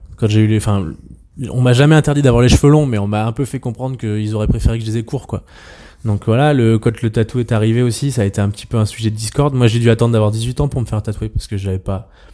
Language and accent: French; Auvergne-Rhône-Alpes, France; also born or lived in Troyes, Champagne; now in Savoie, France; je suis un Auvergnat expatrié euh, en Savoie